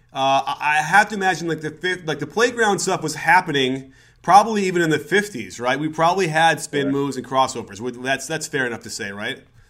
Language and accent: English; Chicago, Illinois, United States; I grew up in Chicago